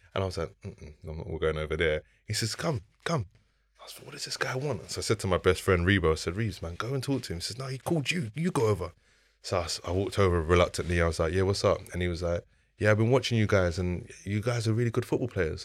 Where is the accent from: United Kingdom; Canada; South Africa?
United Kingdom; London; I grew up on the Ellsbury Estate in Southeast London